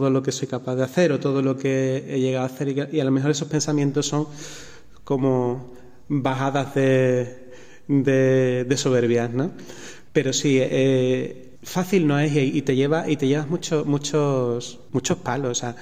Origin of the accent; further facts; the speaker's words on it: Seville, Andalusia, Spain; now in Extremadura, Spain; estoy en Extremadura, que, que soy sevillano.